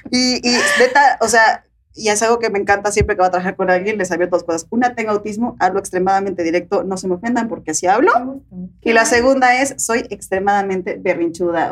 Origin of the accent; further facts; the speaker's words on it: Puebla, Mexico; moved away; soy de Puebla, viven allá todavía ellas